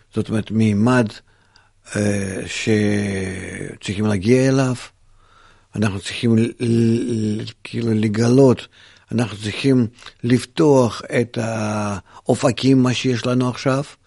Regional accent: Israel; אני גדלתי בישראל

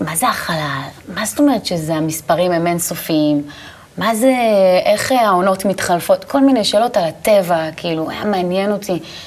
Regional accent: Tel Aviv, Tel Aviv District, Israel; אני גדלתי בשכונה שנקראת הדר יוסף, בתל אביב. כל החיים שלי בעצם גדלתי שם

